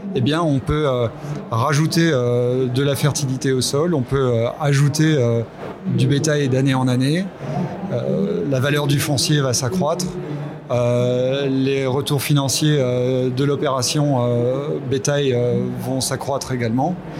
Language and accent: French; Belgium; je suis belge aussi